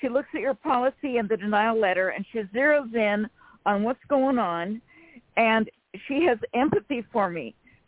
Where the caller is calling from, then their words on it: California, United States; from California.